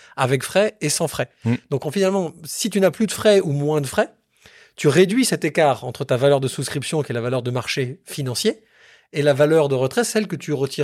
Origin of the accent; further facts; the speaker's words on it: Bordeaux, Nouvelle-Aquitaine, France; je suis bordelais